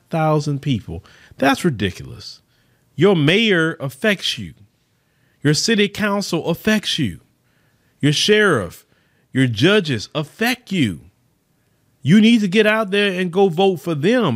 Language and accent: English; Port Arthur, Texas, United States; from my hometown. I saw it. Port Arthur, Texas